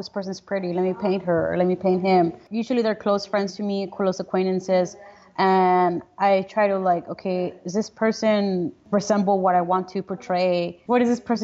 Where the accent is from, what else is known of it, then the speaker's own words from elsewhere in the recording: Brownsville, Texas, United States; also born or lived in Matamoros, Mexico; I was born and raised here in Brownsville, Texas